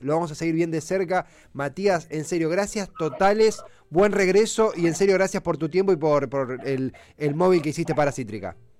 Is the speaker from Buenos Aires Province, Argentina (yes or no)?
yes; Avellaneda, Buenos Aires Province, Argentina; yo soy de Avellaneda